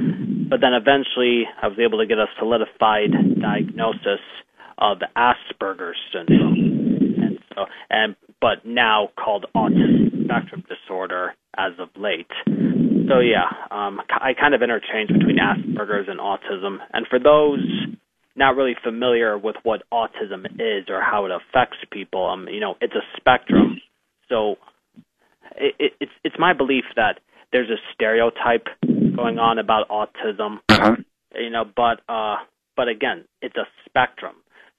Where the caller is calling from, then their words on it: Mentor, Ohio, United States; I am calling from my home in Mentor, Ohio.